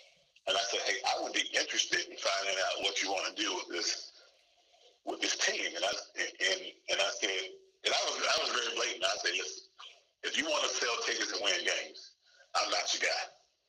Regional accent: Fayetteville, North Carolina, United States; One, it is my hometown. And never would I have thought I would have had an opportunity to coach a professional team in my hometown.

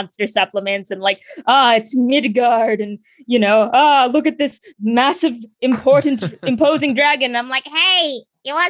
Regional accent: United States; I myself am Filipino, although I am diaspora. I was born in America and I've been in America my entire life

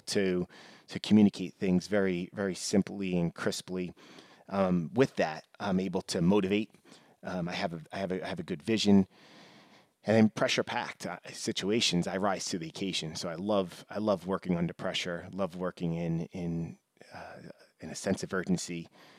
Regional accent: New York, United States; I mean, I grew up in New York, and, you know, typically his Yankees, Rangers were the more popular teams

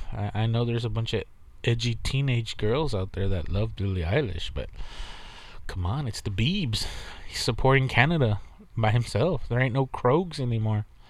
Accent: Texas, United States; I'm from Texas. We're from Texas

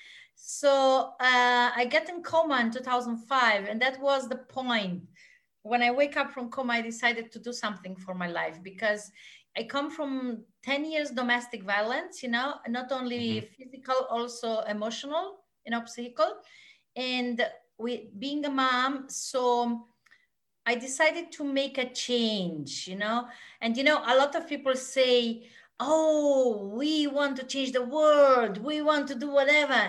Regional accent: Austria; moved away as an adult; now in Mallorca, Spain; I am from Austria. I am Austrian, living in Spain because of the weather

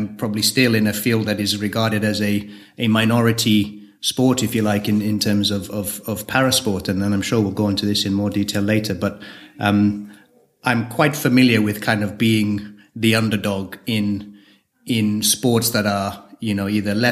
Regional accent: Kenya; moved away as an adult; also born or lived in Manchester; now in United Kingdom; So I'm born in Kenya, lived in Kenya till I was 18, 19, so spent most of my formative years in Kenya. Amazing childhood, love growing up in Kenya

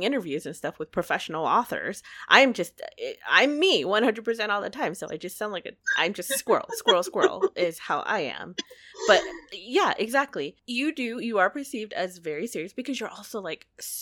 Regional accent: United States; I am an American. I was born here.

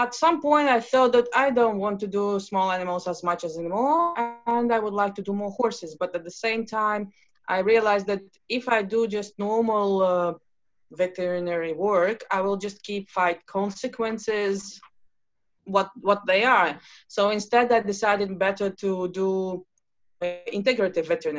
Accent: Latvia; I'm from Latvia

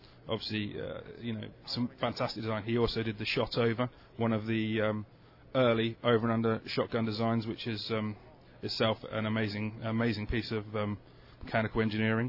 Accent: London, United Kingdom; we're from London

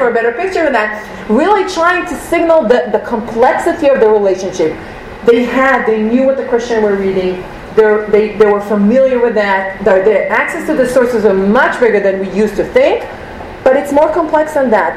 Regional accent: Israel; moved away; we come from Israel

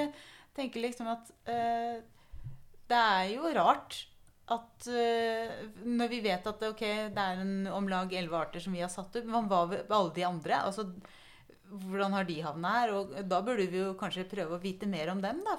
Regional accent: Telemark, Norway; jeg kommer jo fra Telemark

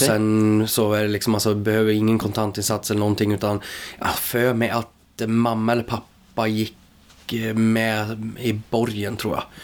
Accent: Grythyttan, Örebro County, Sweden; moved away as an adult; now in Säter, Sweden; Jag kommer ifrån eh, Grythyttan

